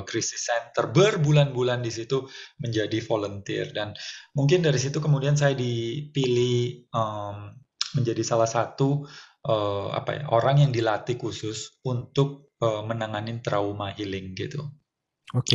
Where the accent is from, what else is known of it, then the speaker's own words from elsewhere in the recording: Surabaya, East Java, Indonesia; moved away; also born or lived in Jakarta / Bali; Di Surabaya lahirnya